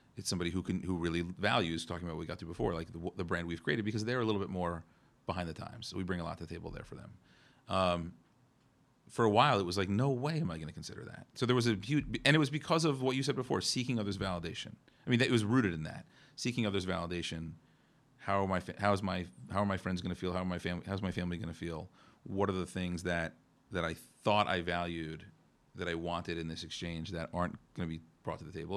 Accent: New Jersey, United States; I'm, I'm from New Jersey

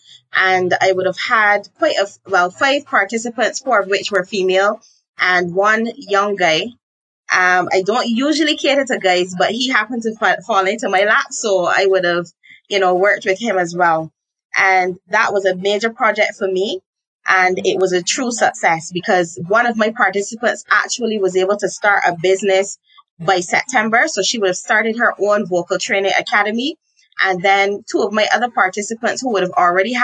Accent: Barbados; I'm from Barbados, and I am a business coach and mentor

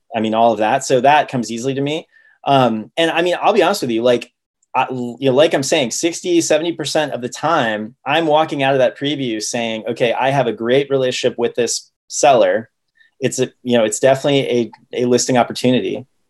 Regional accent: Ohio, United States; also born or lived in Oregon; now in Seattle, United States; I grew up in Ohio and I went to college in Oregon

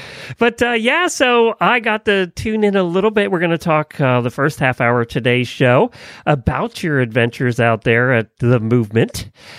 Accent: Ocala, Florida, United States; from Ocala, Florida.

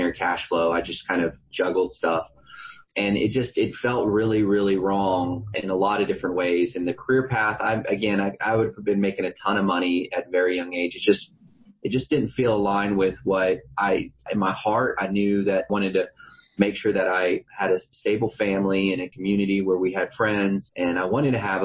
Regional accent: San Antonio, Texas, United States; I'm from San Antonio, Texas

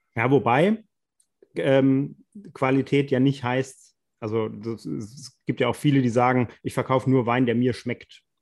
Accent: Rhineland-Palatinate, Germany; wir sind ja aus der Pfalz

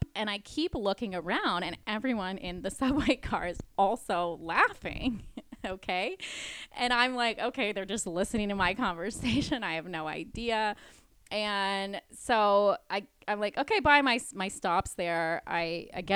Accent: Louisiana, United States; moved away; we're from Louisiana

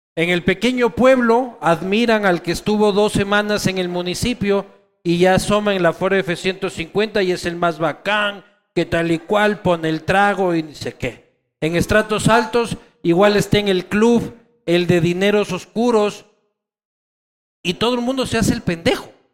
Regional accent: Quito, Pichincha, Ecuador; quiteños somos así

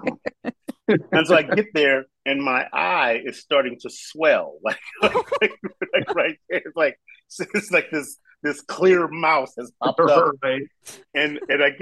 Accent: Compton, California, United States; I grew up in like urban LA, and I grew up in Compton

